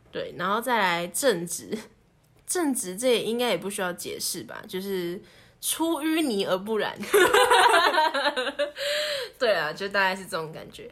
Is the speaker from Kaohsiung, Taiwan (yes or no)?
no; Taipei, Taiwan; moved away as an adult; 我们这一群台北来的